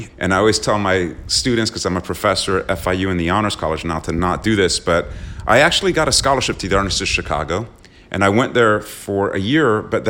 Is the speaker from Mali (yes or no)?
no; Slough, South East England, United Kingdom; born there; also born or lived in London / Long Island / Paris; So I was born in Slough, outside of London in the UK.